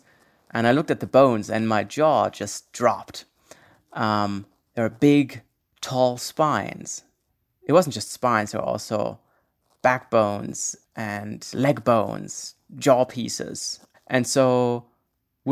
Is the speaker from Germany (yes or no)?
yes; Berlin, Germany; I was born in Berlin